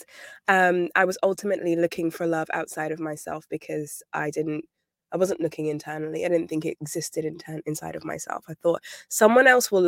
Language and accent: English; United Kingdom; now in London, United Kingdom; I'm British. I'm based in London